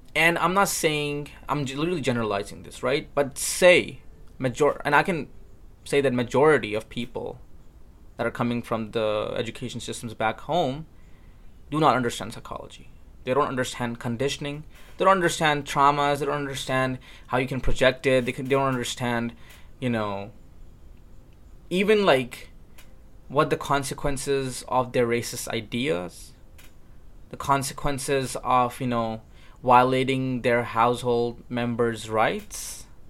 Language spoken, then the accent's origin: English; Pakistan; moved away; when I was growing up in Pakistan